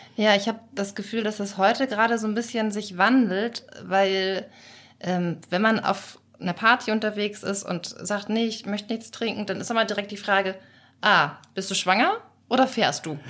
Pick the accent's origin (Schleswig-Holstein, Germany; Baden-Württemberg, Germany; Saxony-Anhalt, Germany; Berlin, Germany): Schleswig-Holstein, Germany; ich komme aus Schleswig-Holstein